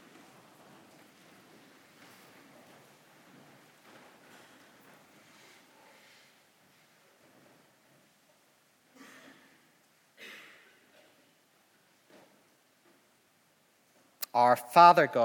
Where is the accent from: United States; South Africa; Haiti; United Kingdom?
United Kingdom; Northern Ireland; accent: Northern Irish; my Northern Irish accent